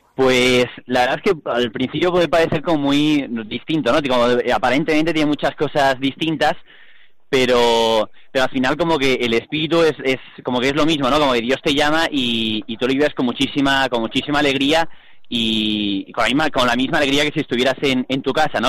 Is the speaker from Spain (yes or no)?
yes; Seville, Andalusia, Spain; soy de Sevilla